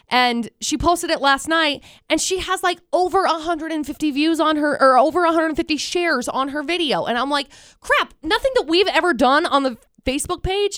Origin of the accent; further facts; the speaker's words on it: Vernal, Utah, United States; and I came from Vernal, which really isn't that much different.